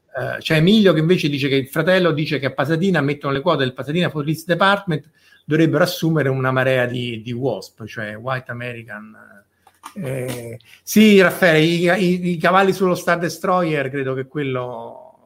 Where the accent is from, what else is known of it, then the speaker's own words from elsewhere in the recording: Rome, Lazio, Italy; io sono di Roma come Verusca